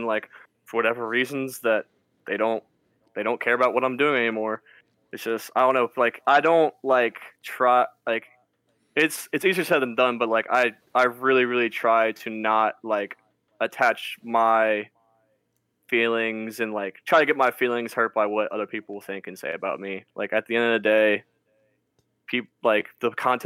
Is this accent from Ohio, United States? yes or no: yes; Cincinnati, Ohio, United States; we are from Cincinnati